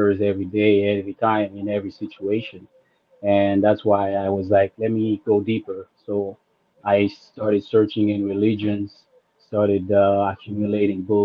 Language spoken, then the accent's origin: English; Haiti; I grew up in Haiti